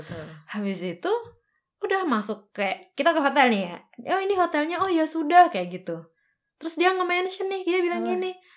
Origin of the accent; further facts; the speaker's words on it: Tulungagung, East Java, Indonesia; moved away as an adult; now in Germany; aku dari Jawa Timur kota paling selatan oh. namanya Tulungagung